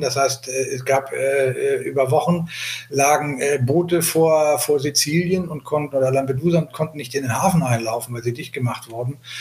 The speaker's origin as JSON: {"language": "German", "region": "Hamburg", "country": "Germany", "said": "ich komme aus Hamburg, bin 60 Jahre alt"}